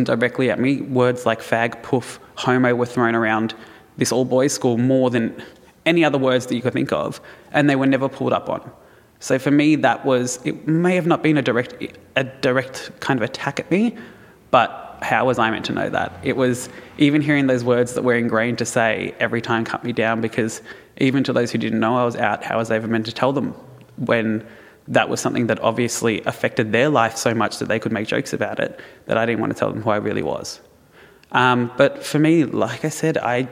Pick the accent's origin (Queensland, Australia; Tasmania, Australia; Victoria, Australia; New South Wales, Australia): Victoria, Australia; Melbourne; I grew up in Melbourne, pretty affluent suburb, went to a fairly good Roman Catholic school